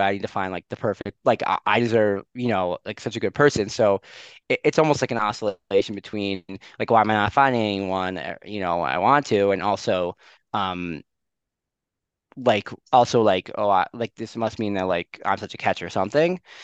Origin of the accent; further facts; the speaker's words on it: Skokie, Illinois, United States; moved away as an adult; also born or lived in Maryland / New York; now in Jerusalem, Israel; I'm originally from uh, Skokie, a suburb of Chicago.